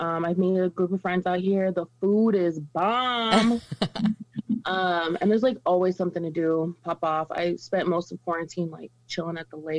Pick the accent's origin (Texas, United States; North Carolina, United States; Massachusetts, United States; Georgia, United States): Texas, United States; El Paso; moved away as an adult; now in Chicago, United States; I live in Chicago, gang. I'm originally from El Paso, but I moved out here almost 2 years ago to the day, pretty much.